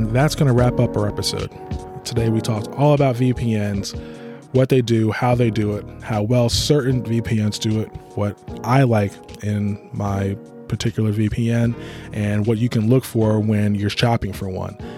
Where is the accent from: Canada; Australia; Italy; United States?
United States; my country, United States